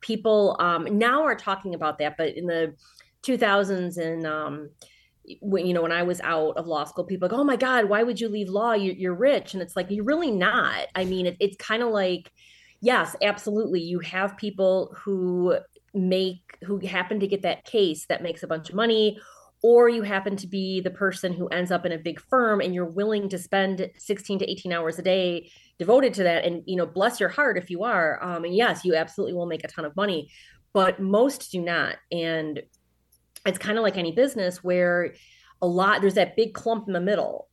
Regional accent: Sterling Heights, Michigan, United States; also born or lived in Troy, Michigan / Ann Arbor, Michigan; I was born in the northern suburbs of Detroit, uh, in Sterling Heights, Troy area, um, and then when I was a teenager, my parents got divorced, and mom was still in Sterling Heights, dad was in Troy, so I truly straddled the line, um, growing up

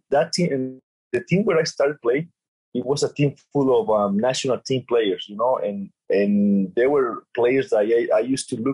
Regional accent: Mexico; I'm from Mexico

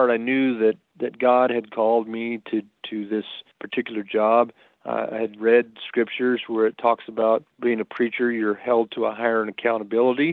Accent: Rocky Ford, Colorado, United States; I grew up in Rocky Ford, Colorado. Started going to school there in fifth grade, all the way up through high school

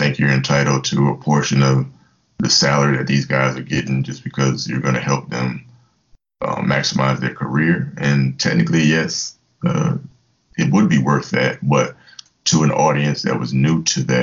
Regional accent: Virginia Beach, Virginia, United States; moved away as an adult; also born or lived in Mannheim, Germany / Fort Hood, Texas; now in Tampa, United States; I grew up in Virginia Beach, Virginia

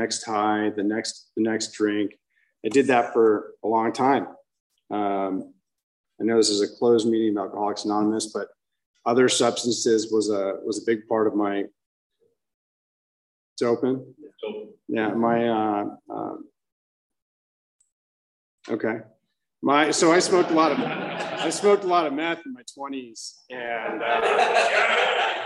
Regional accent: Orange County, California, United States; I grew up in Orange County at a young age.

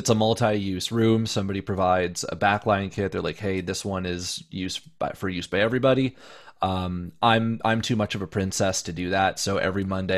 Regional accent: Windsor, Ontario, Canada; moved away as an adult; also born or lived in London, Ontario; now in Toronto, Canada; Windsor's my hometown

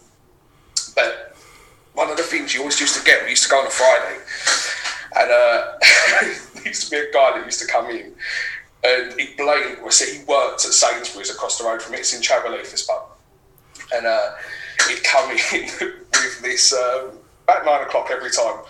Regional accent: Dagenham, London, United Kingdom; moved away as an adult; now in Basildon, United Kingdom; I was born and raised in Dagenham

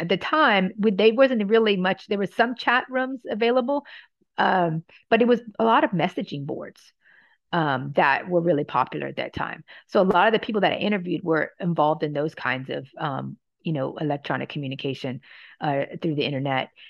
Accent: Louisiana, United States; moved away as an adult; also born or lived in Oregon; I'm from Louisiana

